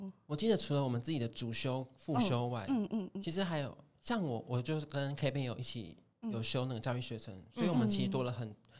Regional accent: Jianshi, Hsinchu County, Taiwan; 我来自坚石乡，哦哦，就是是那种早晨真的可以听到就是公鸡在叫你起床那种，然后你可能走出去，可能夏天的时候走出去就哎有一只蛇在地板上爬，

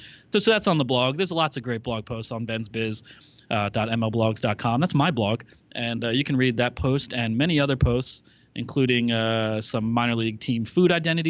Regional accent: Ambler, Pennsylvania, United States; I grew up in Ambler, Pennsylvania, Montgomery County, about 15, 20 miles north of the city proper. Wonderful place to grow up.

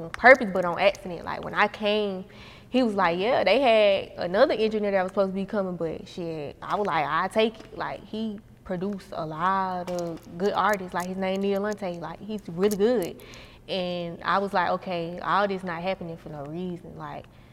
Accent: Atlanta, Georgia, United States; I was raised on the South Side.

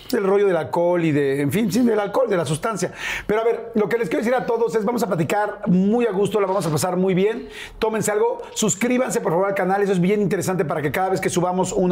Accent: Veracruz, Mexico; Yo soy

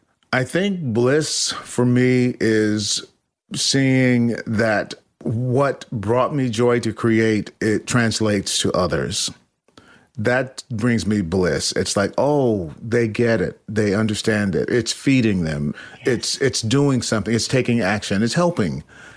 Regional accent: Nashville, Tennessee, United States; now in New York, United States; even though I'm from Nashville.

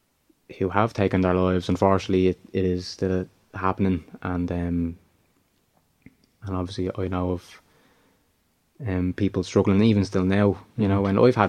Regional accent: Dublin, Leinster, Ireland; I grew up in Kilnairden

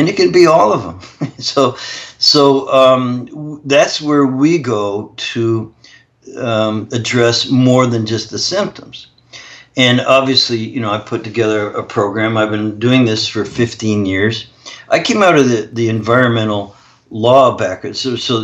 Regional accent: Canada; I'm actually Canadian

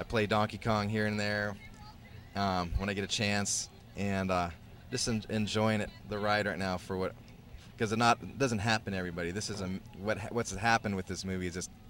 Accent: Seattle, Washington, United States; Yeah, New York, L.A., and Seattle, which is my hometown.

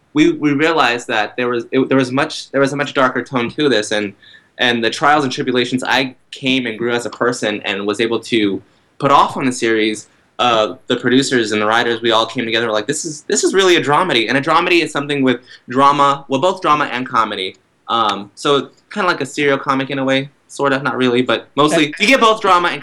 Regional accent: Texas, United States; moved away as an adult; now in New York City, United States; I'm from Texas, and I'm like a combination of things. So, when I'm in Texas, it's easier to say I'm Mexican-American or Hispanic in that sense.

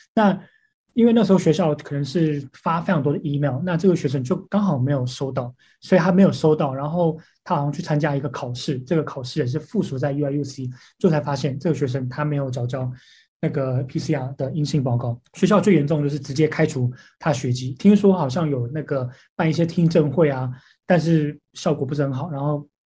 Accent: Taiwan; moved away; 我说来自台湾

